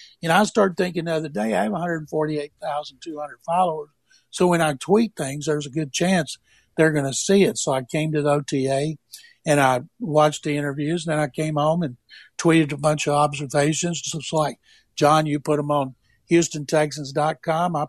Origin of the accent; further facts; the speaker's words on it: Waco, Texas, United States; Waco's my hometown. I grew up there